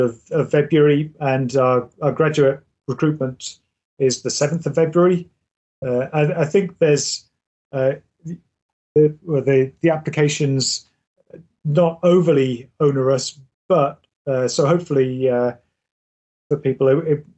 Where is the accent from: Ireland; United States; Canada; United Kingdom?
United Kingdom; England; now in Scotland, United Kingdom; I'm originally from England